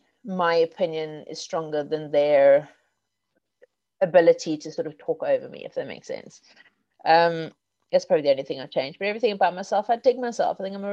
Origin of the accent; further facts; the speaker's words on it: Zimbabwe; also born or lived in South Africa; now in England; And of course, I grew up in Zimbabwe and South Africa.